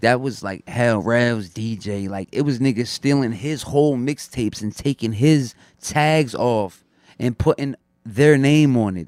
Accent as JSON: {"language": "English", "town": "Long Branch", "region": "New Jersey", "country": "United States", "tie": "born or raised there", "also_born_or_lived": "Neptune, New Jersey / Asbury Park, New Jersey", "said": "I'm originally from Long Branch, New Jersey and shit, but I grew up out there, Neptune, Asbury and shit, but I'm from Long Branch"}